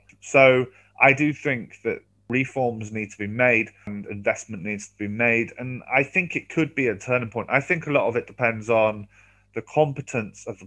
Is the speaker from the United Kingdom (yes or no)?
yes; United Kingdom; moved away as an adult; also born or lived in London; now in Leganés, Spain; as a Brit